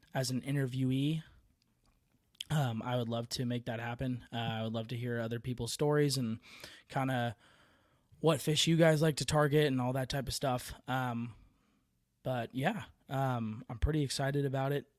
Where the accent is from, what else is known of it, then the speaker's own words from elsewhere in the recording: Bay Area, California, United States; moved away; also born or lived in Tracy, California; I'm originally from the Bay Area